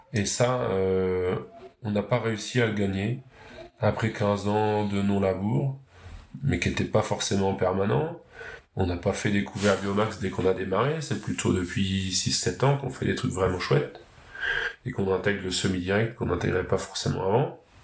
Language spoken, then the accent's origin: French; Pays de Caux, Upper Normandy, France; en Haute-Normandie, je viens du Pays de Caux, une région côtière très fertile